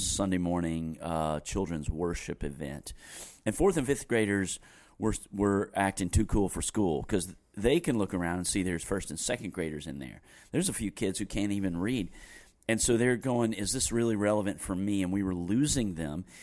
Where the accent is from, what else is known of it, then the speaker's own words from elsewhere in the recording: Greensboro, North Carolina, United States; I grew up in Greensboro and it was at the church I grew up in, Westover Church